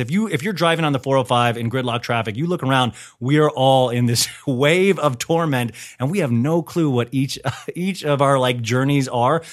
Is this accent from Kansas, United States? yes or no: yes; Kansas, United States; moved away; I grew up in Kansas